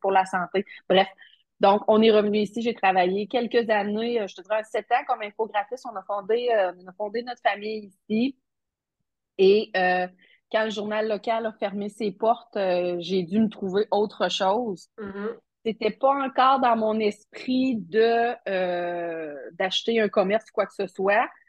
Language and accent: French; Matane, Quebec, Canada; je suis euh, matanaise d'origine